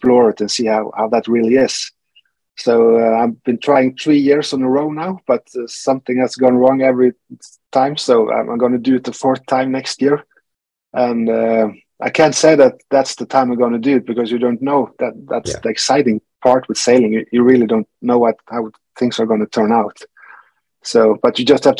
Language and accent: English; Norway; I'm from Norway